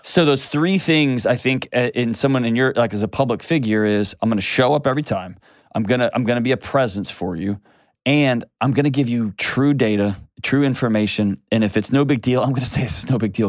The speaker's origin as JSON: {"language": "English", "town": "Houston", "region": "Texas", "country": "United States", "tie": "born or raised there", "moved": "yes", "lives_now": "Nashville, United States", "said": "I grew up in Houston, the Gulf"}